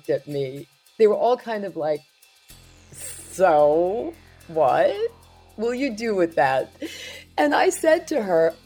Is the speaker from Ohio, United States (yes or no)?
no; New York City, New York, United States; when I was growing up in Brooklyn